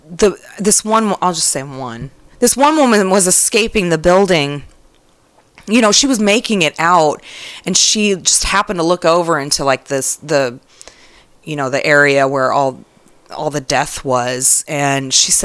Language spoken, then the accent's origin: English; United States; as an American